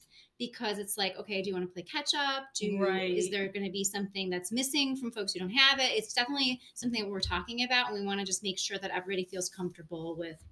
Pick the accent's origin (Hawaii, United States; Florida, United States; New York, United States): New York, United States; Buffalo; moved away as an adult; now in Rochester, United States; We grew up together in Buffalo